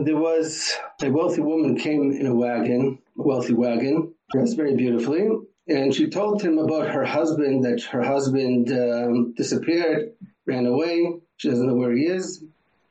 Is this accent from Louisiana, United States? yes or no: no; Boston, Massachusetts, United States; also born or lived in New York / São Paulo; now in Israel; I was born in Boston